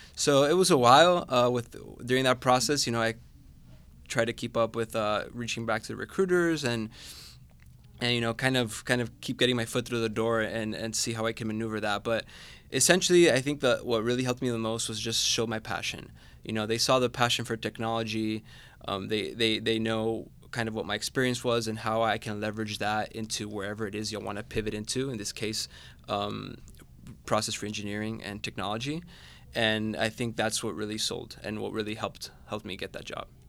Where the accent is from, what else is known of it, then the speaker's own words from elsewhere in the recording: Managua, Nicaragua; moved away as an adult; now in Atlanta, United States; I'm originally from Managua, Nicaragua, so the Bay Area is a tad different, uh, to, to my home country